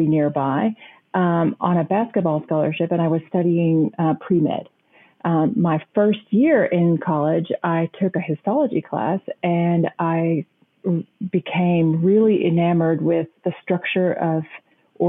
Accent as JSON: {"language": "English", "region": "the panhandle of Texas", "country": "United States", "tie": "born or raised there", "moved": "yes", "lives_now": "St. Louis, United States", "said": "I grew up on a farm in the panhandle of Texas, actually a plant farm"}